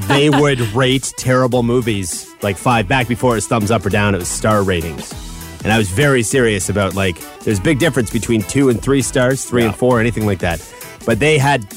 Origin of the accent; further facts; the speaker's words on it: Chatham, Ontario, Canada; as somebody who grew up in Chatham, Ontario, in the midst of a bunch of cornfields